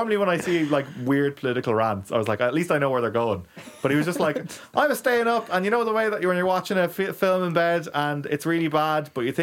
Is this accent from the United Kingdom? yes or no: no; Ireland